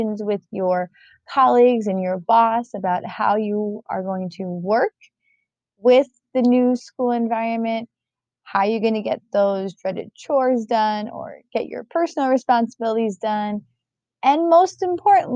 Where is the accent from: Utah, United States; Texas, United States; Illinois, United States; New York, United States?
New York, United States; moved away; I'm originally from New York